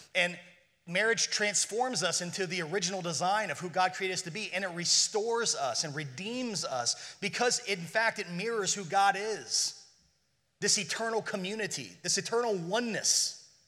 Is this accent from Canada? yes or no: no; Ireland; being Irish